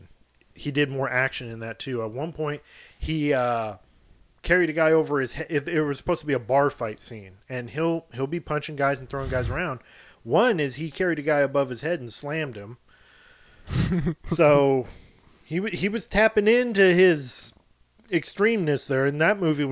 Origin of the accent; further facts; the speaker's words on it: Texas, United States; as a Texan